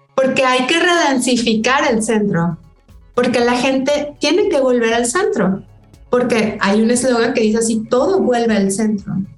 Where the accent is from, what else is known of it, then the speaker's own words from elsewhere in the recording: Monterrey, Nuevo León, Mexico; Acá en mi pueblo, o sea, Monterrey